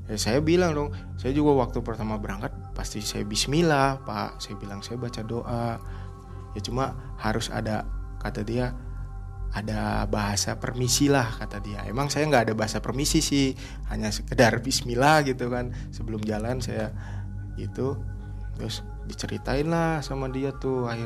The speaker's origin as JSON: {"language": "Indonesian", "region": "West Java", "country": "Indonesia", "said": "iya pak saya dari Jawa Barat saya bilang ini saya habis ngirim dari Jember"}